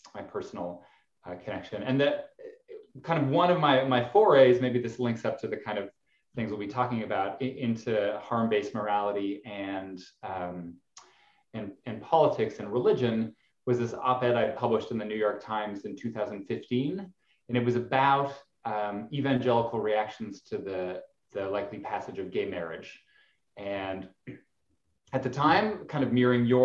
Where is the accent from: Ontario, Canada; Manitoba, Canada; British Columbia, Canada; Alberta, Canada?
Alberta, Canada; I grew up in Canada, the kind of Texas of Canada, Alberta